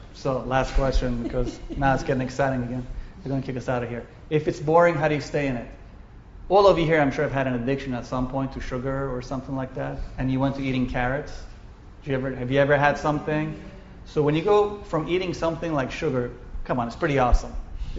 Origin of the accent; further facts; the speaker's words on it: Vietnam; now in United States; Because I was raised in Vietnam during the Vietnam War. I knew grenades and being shot at. That was home.